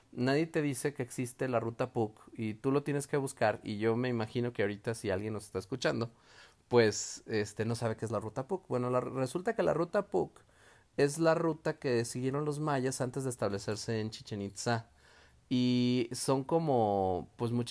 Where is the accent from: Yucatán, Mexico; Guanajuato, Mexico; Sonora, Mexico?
Guanajuato, Mexico; León; Nosotros somos de Guanajuato, eh, tenemos aquí San Miguel de Allende, tenemos Guanajuato, incluso aquí en León el centro pues también es muy colonial